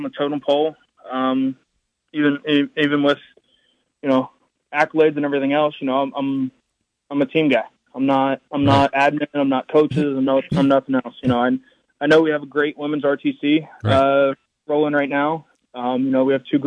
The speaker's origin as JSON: {"language": "English", "region": "West Virginia", "country": "United States", "tie": "born or raised there", "said": "my home state"}